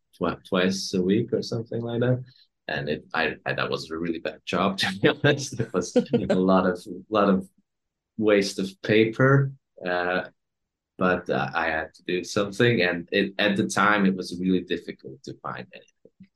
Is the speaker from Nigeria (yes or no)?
no; Hungary; English is a second language; also born or lived in Copenhagen, Denmark; I come from Hungary. I live in Hungary right now.